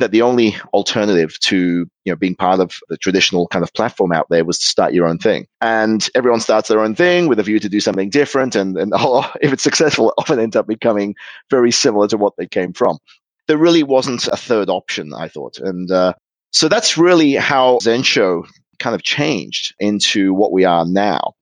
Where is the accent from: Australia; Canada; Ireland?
Australia; Sydney, New South Wales; moved away as an adult; also born or lived in Germany / Liverpool, United Kingdom; now in Tokyo, Japan; I spent the first 8 years of my life in Liverpool, where my mother's from. So I had a real Scouse accent, which I quickly lost when the family moved to Australia when I was eight. And so I became Australian.